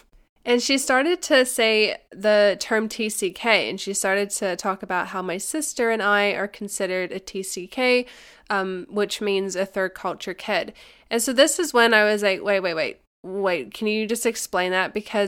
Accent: Dubai, United Arab Emirates; the second culture for me is that I grew up in Dubai in the UAE as a kid

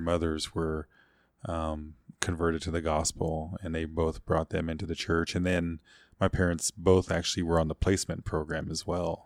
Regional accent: Cheyenne Arapaho Reservation, Oklahoma, United States; I grew up mostly on the Cheyenne Arapahoe Reservation there.

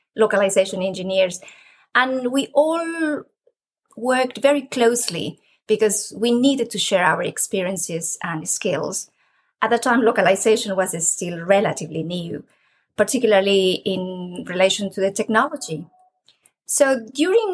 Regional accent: Peru; moved away as an adult; now in United Kingdom; I am originally from Peru, and I have a degree in architecture. I came to the UK many years ago to do a PhD

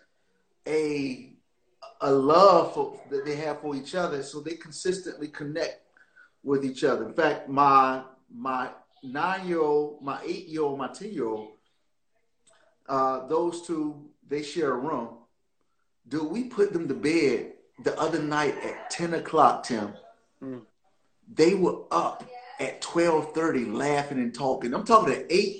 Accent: Portsmouth, Virginia, United States; now in Dallas, United States; I love my hometown

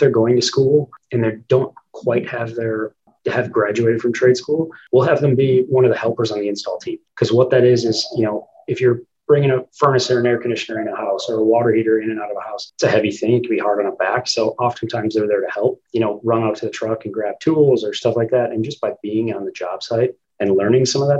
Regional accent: Minneapolis, Minnesota, United States; I grew up in the West Metro of Minneapolis

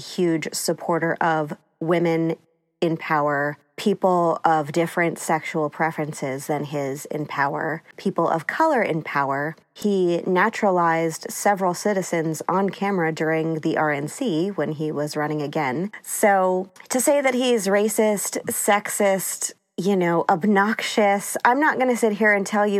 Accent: East Coast, United States; I grew up on the East Coast, so I kind of had seen his shenanigans my whole life.

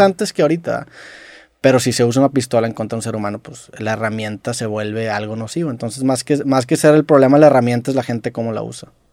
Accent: Mexico

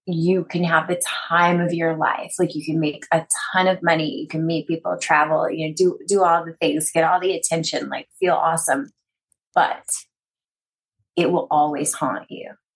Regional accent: East Texas, United States; I come from East Texas. I was raised very conservatively.

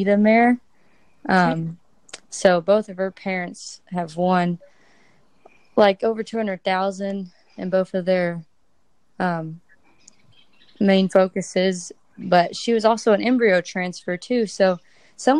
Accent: Brazoria, Texas, United States; I am from Brazoria, Texas. It's about an hour south of Houston, kind of on the coast

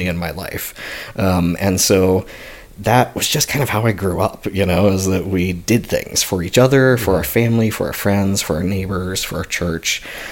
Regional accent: Mesa, Arizona, United States; I grew up here in Mesa, Arizona

